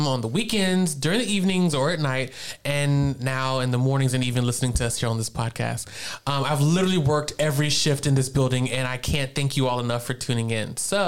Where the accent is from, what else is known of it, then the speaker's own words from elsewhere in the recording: Virginia, United States; also born or lived in Eastern North Carolina; now in North Carolina, United States; I never thought this little boy from Virginia would end up in Ohio.